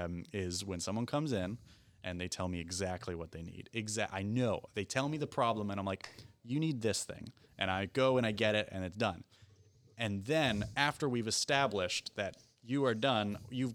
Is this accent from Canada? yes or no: yes; Canada; me being a Canadian